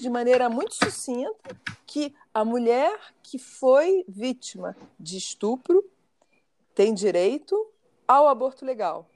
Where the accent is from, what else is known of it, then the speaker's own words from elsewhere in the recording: Brazil; eu, sendo brasileira